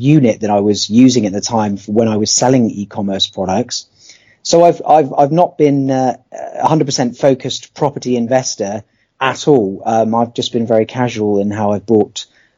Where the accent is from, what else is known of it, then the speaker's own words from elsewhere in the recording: Poole, South West England, United Kingdom; I'm from Poole in Dorset, where I've lived for nearly 30 years now.